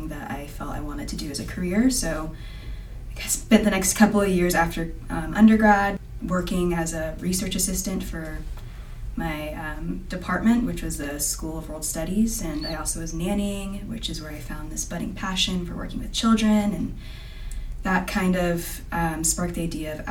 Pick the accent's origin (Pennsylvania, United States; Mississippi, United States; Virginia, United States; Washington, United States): Virginia, United States; Fredericksburg; moved away as an adult; also born or lived in Richmond, Virginia; now in Utah, United States; I grew up in Fredericksburg, Virginia